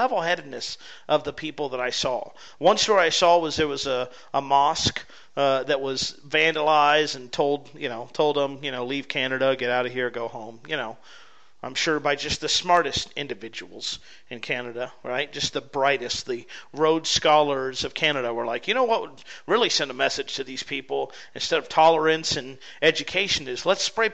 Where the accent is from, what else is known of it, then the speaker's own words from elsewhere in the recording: United States; as an American